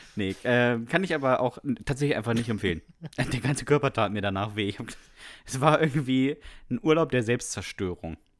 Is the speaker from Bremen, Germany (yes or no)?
yes; Bremen, Germany; Ich bin in Bremen zur Schule gegangen, da gab es in der dritten Klasse keine Noten